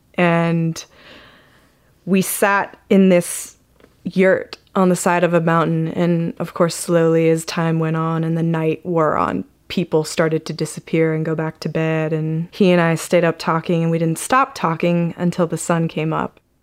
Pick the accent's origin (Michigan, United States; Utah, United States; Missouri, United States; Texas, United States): Utah, United States; I grew up in Utah